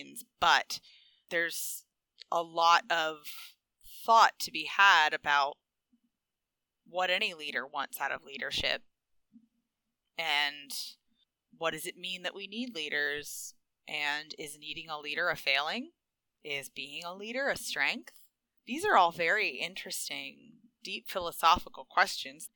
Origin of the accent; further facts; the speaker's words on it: United States; I'm an American.